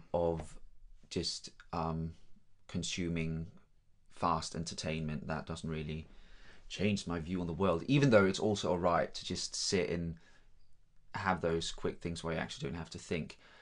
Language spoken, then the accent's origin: English; Denmark; first language Danish; English is a second language; moved away as an adult; also born or lived in London, United Kingdom; now in Guildford, United Kingdom; I'm from Denmark.